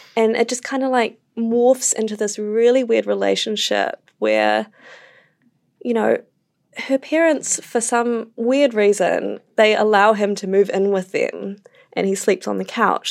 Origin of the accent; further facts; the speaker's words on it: Wellington, New Zealand; moved away; I'm from Wellington